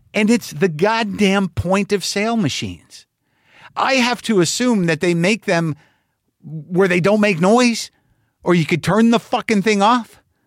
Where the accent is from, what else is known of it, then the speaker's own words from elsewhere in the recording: Albuquerque, New Mexico, United States; moved away; Albuquerque, New Mexico for one show on November eleventh, my hometown